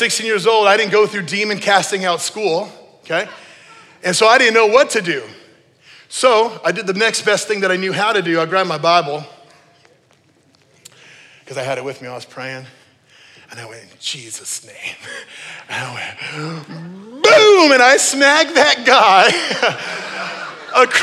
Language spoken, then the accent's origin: English; New Mexico, United States; I grew up in New Mexico